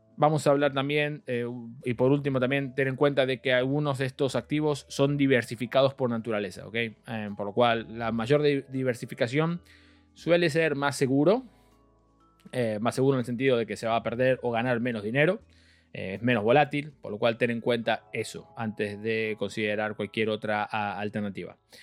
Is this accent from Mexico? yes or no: no; Argentina; soy argentino